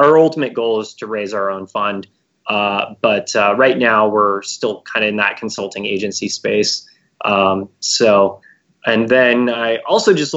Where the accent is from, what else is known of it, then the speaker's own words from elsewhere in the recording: Bay Area, California, United States; I'm born and raised in the Bay Area